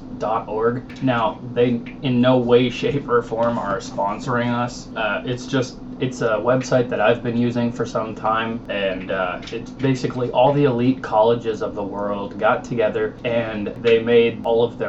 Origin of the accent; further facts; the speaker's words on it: Minnesota, United States; moved away; also born or lived in Oklahoma; I was born and raised in Minnesota. However, I moved to Oklahoma. I went to high school in Oklahoma